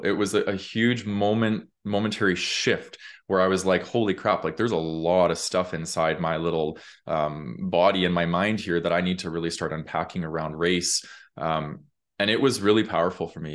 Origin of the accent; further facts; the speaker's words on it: Calgary, Alberta, Canada; I grew up in Calgary